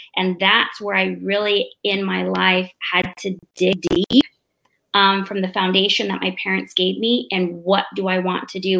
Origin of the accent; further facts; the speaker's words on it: Mesa, Arizona, United States; moved away as an adult; now in Oceanside, United States; They moved us down to the city in Mesa, Phoenix, and um, I grew up there. Uh, I grew up in a predominantly Hispanic neighborhood